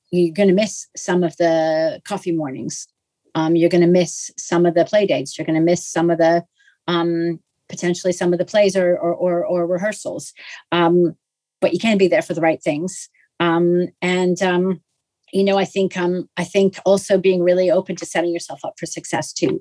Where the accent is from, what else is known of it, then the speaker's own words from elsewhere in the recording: Canada; I'm Canadian